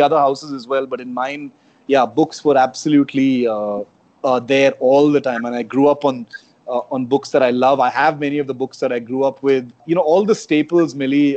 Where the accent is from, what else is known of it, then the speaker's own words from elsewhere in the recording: Chennai, Tamil Nadu, India; first language Konkani; English is a second language; moved away as an adult; also born or lived in Karnataka; I spent all my growing up years in uh, Chennai, which was called uh, Madras at that time